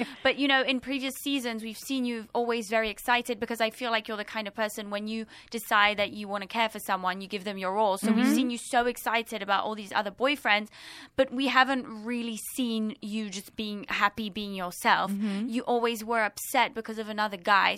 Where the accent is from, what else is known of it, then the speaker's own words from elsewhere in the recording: London, United Kingdom; now in Los Angeles, United States; I'm from London and I could just step out of my house and I would bump into people